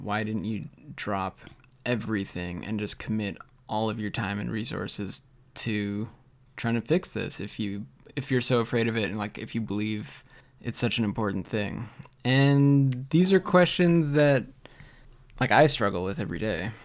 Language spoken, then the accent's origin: English; Canada